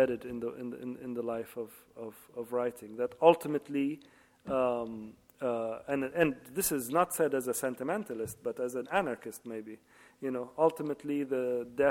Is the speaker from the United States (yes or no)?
no; Libya; now in London, United Kingdom; I was always introduced as the British writer of Libyan origin, which is true. And then after the Arab Spring, I am Libyan writer living in London